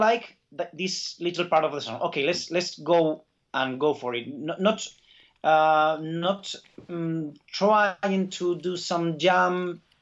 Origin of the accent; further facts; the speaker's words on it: Basque Country, Spain; I, I feel Basque, Basque my like as my mother tongue